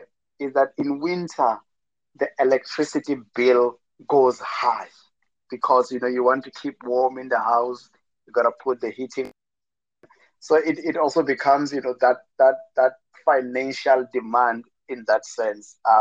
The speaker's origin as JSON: {"language": "English", "region": "Limpopo", "country": "South Africa", "moved": "yes", "said": "back at home in South Africa, in Limpopo, it can be quite very hot"}